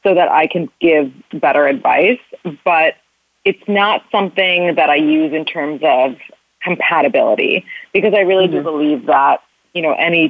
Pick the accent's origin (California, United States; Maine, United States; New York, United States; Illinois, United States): New York, United States; New York City; I am 30 and I'm from New York City